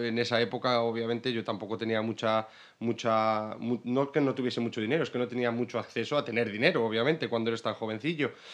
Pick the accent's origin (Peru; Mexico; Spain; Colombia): Spain; Salamanca, Castile and León; moved away as an adult; also born or lived in Brighton; now in London, United Kingdom; vengo de Salamanca pero ahora mismo estoy viviendo en Londres